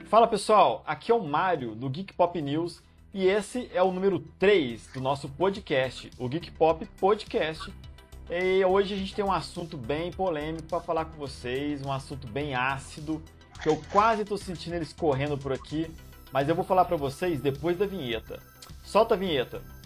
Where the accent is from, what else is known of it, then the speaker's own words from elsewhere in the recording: Juiz de Fora, Minas Gerais, Brazil; moved away; da minha terra natal, Juiz de Fora